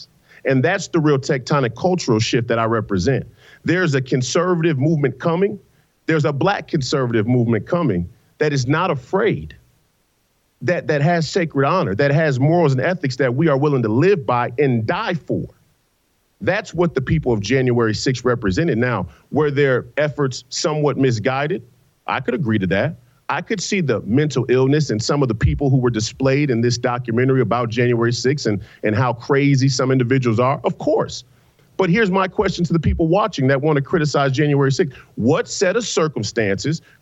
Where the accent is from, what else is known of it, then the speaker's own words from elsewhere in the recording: Saint Paul, Minnesota, United States; I come from the Rondo community